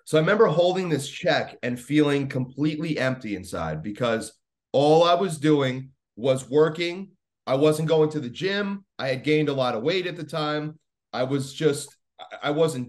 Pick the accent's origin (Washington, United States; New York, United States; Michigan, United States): New York, United States; Long Island; I'm from Long Island. I didn't grow up in New York City or anything